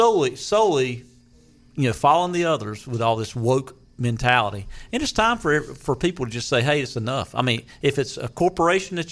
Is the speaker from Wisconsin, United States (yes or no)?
no; Greenville, North Carolina, United States; Greenville. Greenville, North Carolina.